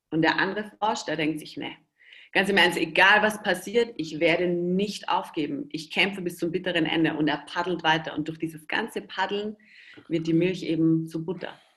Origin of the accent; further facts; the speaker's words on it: Austria; Ich bin ja Österreicher. Äh, Versuche mich aber immer sehr eurer deutschen, schönen Sprache ähm, anzupassen.